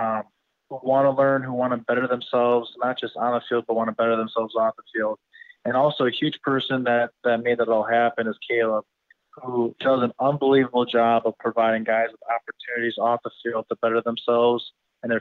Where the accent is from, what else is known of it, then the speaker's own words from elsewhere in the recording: Wisconsin Rapids, Wisconsin, United States; moved away as an adult; now in Miami, United States; my family back in my hometown, Wisconsin Rapids